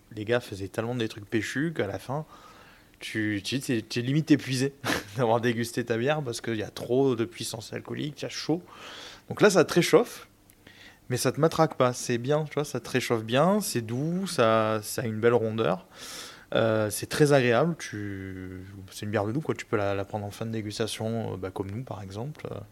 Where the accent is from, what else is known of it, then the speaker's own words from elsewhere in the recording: Marseille, Provence-Alpes-Côte d'Azur, France; je suis marseillais